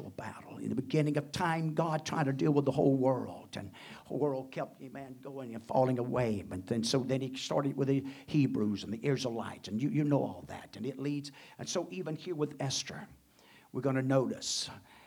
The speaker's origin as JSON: {"language": "English", "country": "United States", "tie": "born or raised there", "said": "born and placed here, not only with the birth, the citizen birth of the United States and being born as American man"}